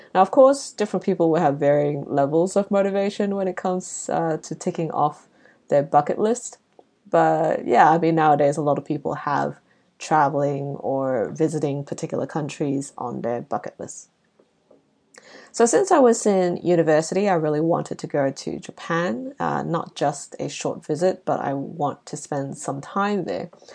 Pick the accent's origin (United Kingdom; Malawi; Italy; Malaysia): Malaysia; now in Australia; growing up in Southeast Asia